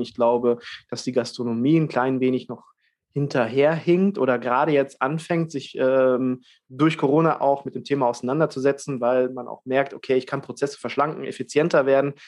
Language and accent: German; Germany; bei uns in Deutschland